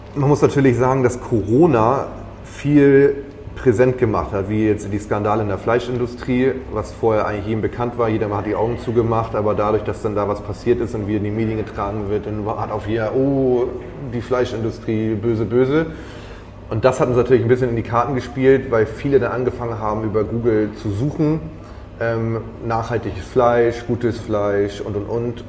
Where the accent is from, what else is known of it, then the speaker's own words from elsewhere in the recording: Schleswig-Holstein, Germany; moved away; ich komme aus Schleswig-Holstein. Wir sind jetzt wieder nach Schleswig-Holstein zurückgegangen